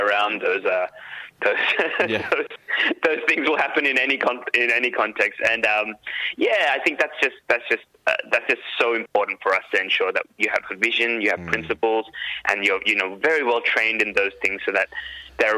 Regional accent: Sri Lanka; now in Sydney, Australia; I'm a Tamil. I'm from Sri Lanka, and I really witnessed the horrors that, you know, my people went through

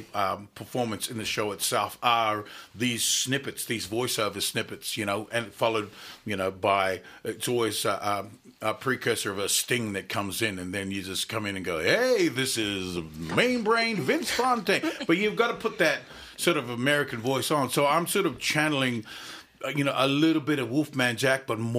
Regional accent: Auckland, New Zealand; now in Australia; I grew up in South Auckland in New Zealand

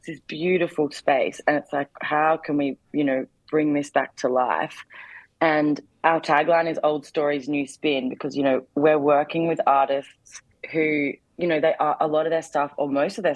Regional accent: Darwin, Northern Territory, Australia; I'm born and raised in Darwin

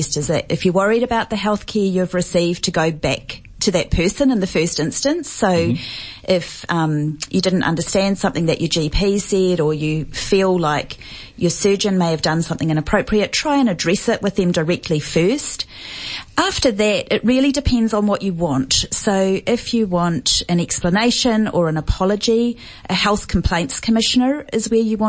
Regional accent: New Zealand; accent: New Zealand; now in Australia; As you may be able to tell from my accent, I'm from New Zealand.

